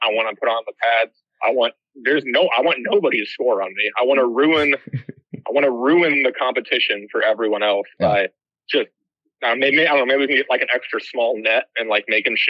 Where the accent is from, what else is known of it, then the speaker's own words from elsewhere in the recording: Bowling Green, Ohio, United States; moved away as an adult; now in New York, United States; We grew up in Bowling Green too